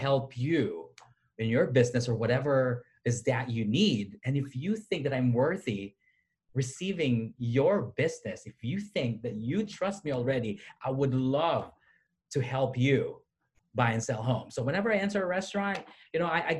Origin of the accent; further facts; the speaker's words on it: Philippines; moved away as an adult; also born or lived in Southeast Missouri; now in United States; I was born and raised in the Philippines.